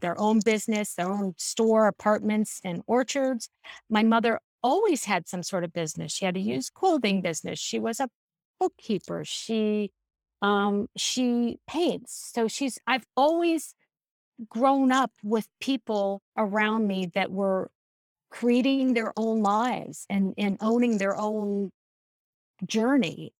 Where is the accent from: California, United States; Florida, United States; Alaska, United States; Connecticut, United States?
California, United States; San Diego; also born or lived in Mendocino, California; now in Boston, United States; I grew up in San Diego. and I lived there until I was twelve